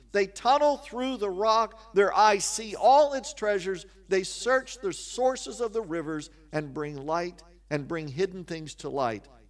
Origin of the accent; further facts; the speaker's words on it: Kansas, United States; also born or lived in West Virginia; I grew up in Kansas